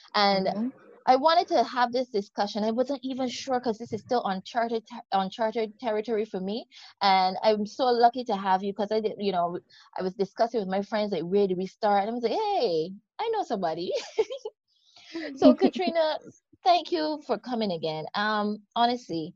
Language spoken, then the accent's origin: English; Barbados; accent: Barbadian; The accent you're hearing is that of the beautiful country of Barbados. Yep, I'm from the West Indies.